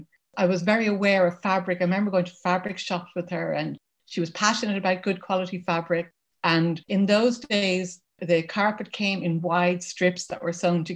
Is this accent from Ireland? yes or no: yes; Dublin, Leinster, Ireland; moved away as an adult; now in County Wexford, Ireland; I'm from Dublin, which is the capital city where I lived until 6 years ago when we moved to rural Ireland.